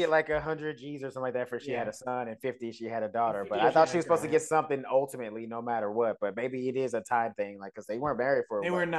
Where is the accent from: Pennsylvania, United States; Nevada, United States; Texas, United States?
Texas, United States; Dallas; I'm from Dallas.